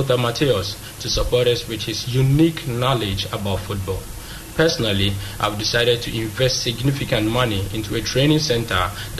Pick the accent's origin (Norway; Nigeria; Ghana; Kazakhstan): Ghana; I invest this money in my home country